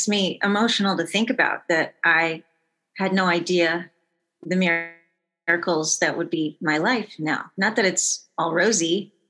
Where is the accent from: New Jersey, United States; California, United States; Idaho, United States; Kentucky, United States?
California, United States; San Diego; moved away as an adult; also born or lived in Minneapolis; I grew up in San Diego